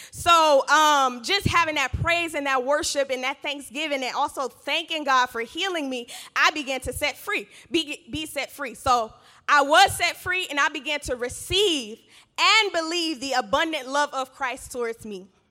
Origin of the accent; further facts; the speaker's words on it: Georgia, United States; I grew up in Georgia with both of my parents in household